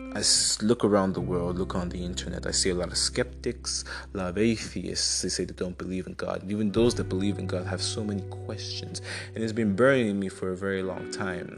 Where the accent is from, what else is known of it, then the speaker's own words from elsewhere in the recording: Enugu State, Nigeria; I'm from Enugu State in Nigeria.